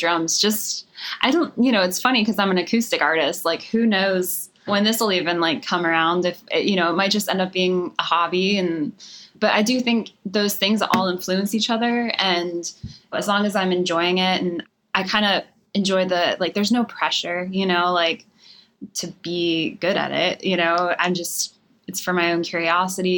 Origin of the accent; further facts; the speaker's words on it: Harrisburg, Pennsylvania, United States; moved away as an adult; now in Nashville, United States; I was born and raised in Pennsylvania